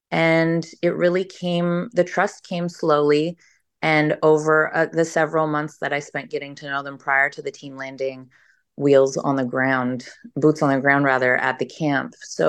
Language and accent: English; Canada; in addition to me being Canadian as well.